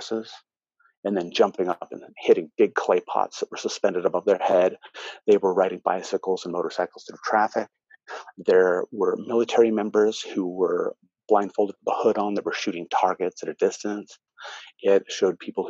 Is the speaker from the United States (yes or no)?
yes; United States; I'm American